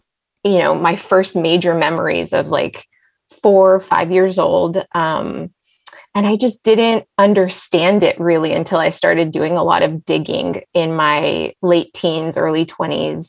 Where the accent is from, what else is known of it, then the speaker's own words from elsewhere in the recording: Los Angeles, California, United States; also born or lived in Israel / San Diego; I was born in Israel and I grew up in LA. So I'm an Angeleno